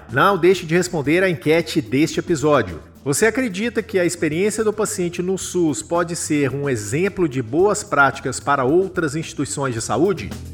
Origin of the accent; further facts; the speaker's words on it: Brazil; Enquanto brasileiros